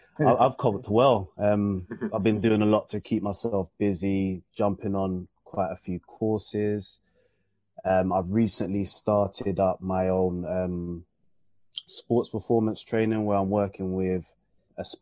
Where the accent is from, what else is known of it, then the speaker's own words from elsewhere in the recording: London, United Kingdom; I grew up in Camberwell